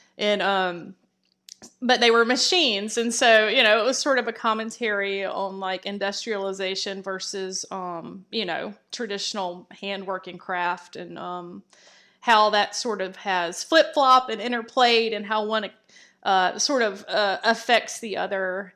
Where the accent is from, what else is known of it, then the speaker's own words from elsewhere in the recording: Columbus, Georgia, United States; I grew up in Columbus, Georgia, which is, uh, Fort Benning.